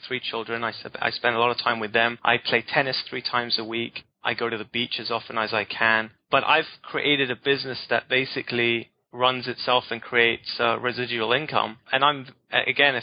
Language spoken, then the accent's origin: English; United Kingdom; I'm British